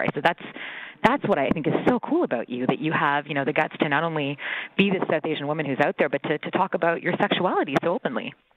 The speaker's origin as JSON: {"language": "English", "town": "Mississauga", "region": "Ontario", "country": "Canada", "tie": "born or raised there", "said": "growing up in Mississauga"}